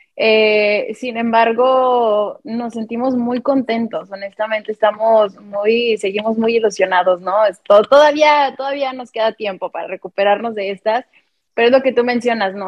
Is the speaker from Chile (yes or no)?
no; Mexico; como mexicanos